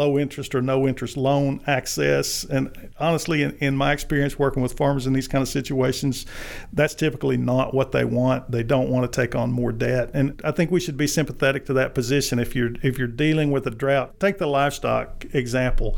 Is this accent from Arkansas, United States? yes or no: yes; Arkansas, United States; as a native Arkansan, I grew up in Arkansas